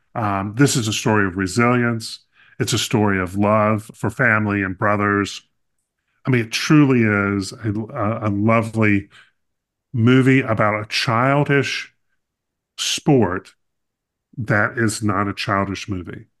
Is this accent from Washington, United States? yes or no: no; North Carolina, United States; I grew up in North Carolina